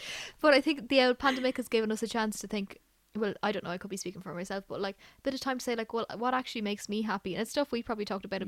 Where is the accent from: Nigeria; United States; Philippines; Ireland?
Ireland; we're Irish